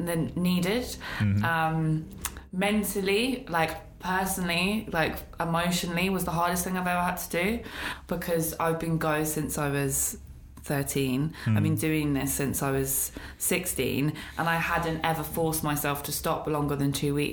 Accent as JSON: {"language": "English", "town": "Newcastle upon Tyne", "region": "North East England", "country": "United Kingdom", "tie": "born or raised there", "also_born_or_lived": "Peckham, London", "said": "Peckham, born and raised. Okay. Southeast London, represent. Yeah. But I moved to Newcastle when I was 9."}